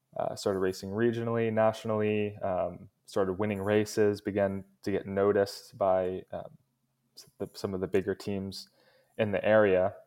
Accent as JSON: {"language": "English", "country": "United States", "tie": "born or raised there", "said": "I was born in the States"}